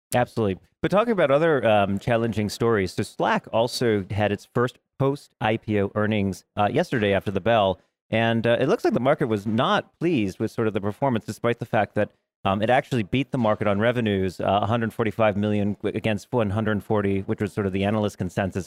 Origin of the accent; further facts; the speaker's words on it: New York, United States; I'm from New York